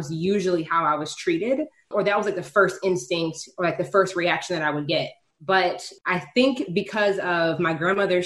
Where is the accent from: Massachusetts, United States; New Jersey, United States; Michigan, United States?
Michigan, United States; Detroit suburbs; I'm like Michigan, I'm from Detroit. But like even Detroit, like the racial dynamic here is like I grew up in the white suburb